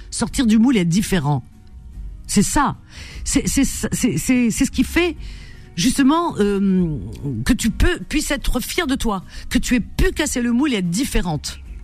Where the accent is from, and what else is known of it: Algeria; born or raised there; now in France